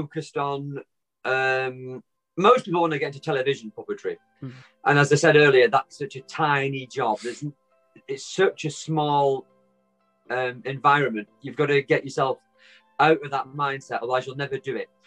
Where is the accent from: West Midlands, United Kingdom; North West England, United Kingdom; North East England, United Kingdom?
North West England, United Kingdom; Wigan; I'm from Wigan. I live in Wigan. It's a little tiny town in the northwest of England.